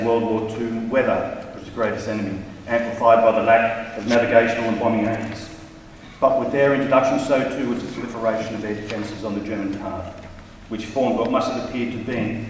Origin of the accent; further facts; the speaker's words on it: Australia; As an Australian, 460 Squadron resonates with me